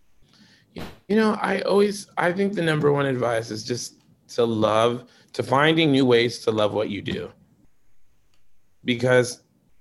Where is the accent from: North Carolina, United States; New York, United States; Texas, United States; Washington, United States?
Washington, United States; Shoreline; now in Seattle, United States; I love Shoreline. It's my hometown